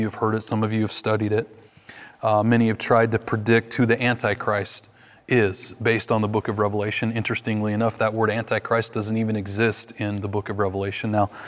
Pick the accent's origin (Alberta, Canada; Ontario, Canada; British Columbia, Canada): British Columbia, Canada; Vancouver; In my hometown of Vancouver, every year there was this beautiful Seventh-day Adventist church